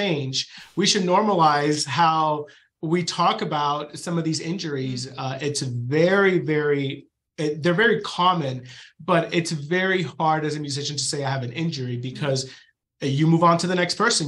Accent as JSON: {"language": "English", "town": "West Palm Beach", "region": "Florida", "country": "United States", "tie": "born or raised there", "also_born_or_lived": "Venezuela / Cincinnati / Knoxville", "moved": "as an adult", "lives_now": "Billings, United States", "said": "So I was born in Venezuela. So my family's Venezuelan. And we moved to Florida when I was 5 years old and grew up in West Palm Beach, Florida"}